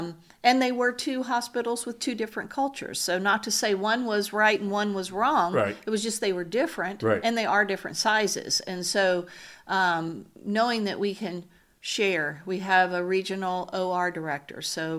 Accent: Louisiana, United States; So I grew up in South Louisiana.

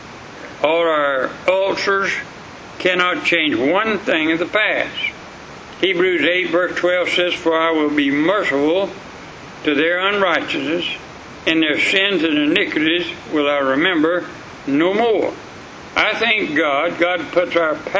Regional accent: Sulphur Springs, United States; I was raised up in the Sulphur Springs

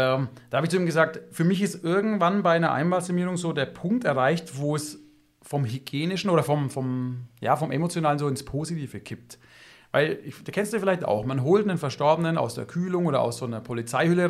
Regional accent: Germany; bei uns in Deutschland

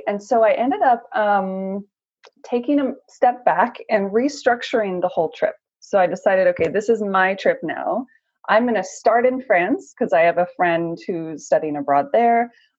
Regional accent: United States; I'm originally from the US

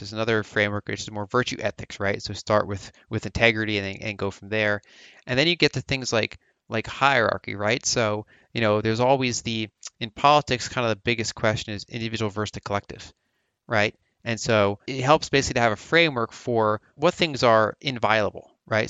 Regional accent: Philadelphia, Pennsylvania, United States; I grew up around the Philadelphia region, so East Coast, United States

